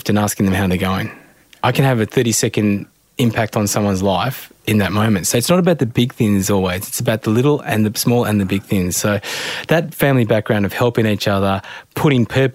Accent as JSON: {"language": "English", "country": "Australia", "tie": "born or raised there", "said": "I'm really proud and blessed to be an Australian, born and bred in Australia"}